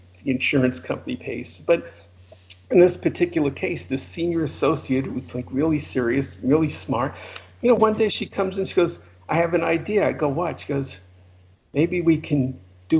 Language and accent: English; New York City, New York, United States; accent: New York; moved away as an adult; also born or lived in Los Angeles / San Francisco; you can hear from my accent I'm a New Yorker originally.